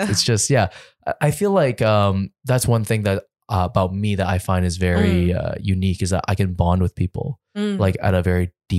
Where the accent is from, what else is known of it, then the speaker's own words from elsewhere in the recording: Scarborough, Ontario, Canada; also born or lived in Richmond Hill; Well, I grew up in Scarborough, though.